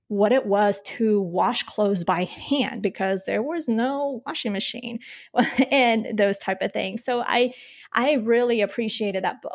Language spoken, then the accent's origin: English; Colombia; I was born in Colombia